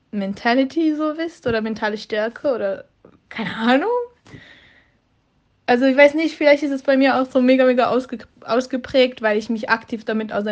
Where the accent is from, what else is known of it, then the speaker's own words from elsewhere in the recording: Switzerland; moved away as an adult; now in Munich, Germany; Ich bin boah, schon 21 Jahre alt jetzt. ähm, ich komme eigentlich ursprünglich aus der Schweiz und bin jetzt letzten September hier nach München gezogen, so ganz alleine.